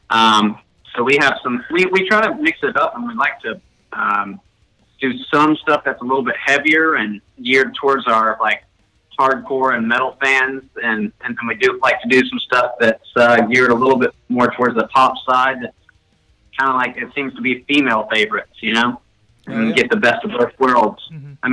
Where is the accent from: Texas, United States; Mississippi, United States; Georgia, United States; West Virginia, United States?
Georgia, United States; Atlanta; moved away as an adult; now in Austin, United States; I'm actually born and raised in Atlanta, Georgia.